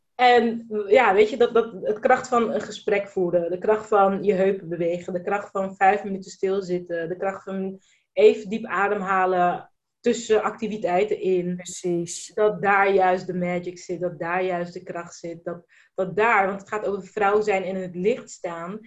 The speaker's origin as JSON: {"language": "Dutch", "country": "Netherlands", "tie": "born or raised there", "also_born_or_lived": "Spain / Brussels / Abu Dhabi", "said": "ik ben in Nederland geboren"}